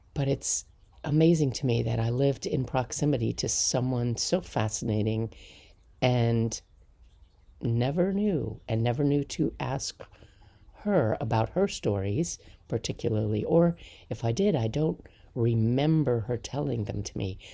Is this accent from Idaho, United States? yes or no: no; Palisades, New York, United States; I grew up in Sneedon's Landing in New York, just outside of Manhattan